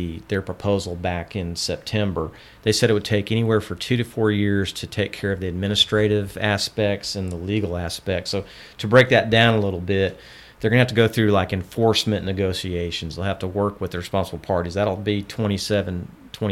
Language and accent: English; Houston, Texas, United States; I grew up in Southwest Houston